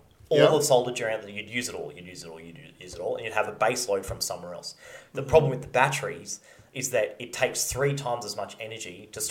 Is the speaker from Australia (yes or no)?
yes; Australia; he goes, where are you from? I said, Australia.